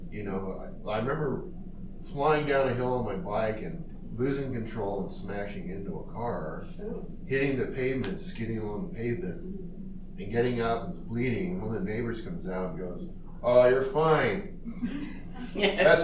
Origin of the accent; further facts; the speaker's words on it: Menlo Park, California, United States; I grew up in West Menlo Park, tucked up against Sharon Heights before it was developed, and so we had all the grasslands up there to play in.